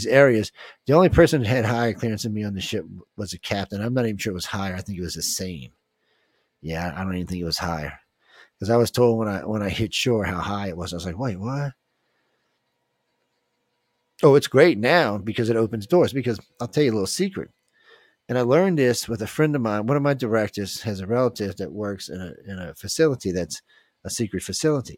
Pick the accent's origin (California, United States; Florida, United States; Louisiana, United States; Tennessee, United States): Louisiana, United States; New Orleans; I was born in New Orleans.